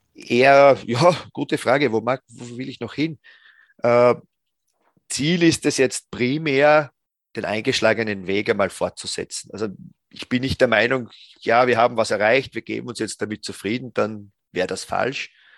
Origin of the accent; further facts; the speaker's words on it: Styria, Austria; ich bin selbst aus der Steiermark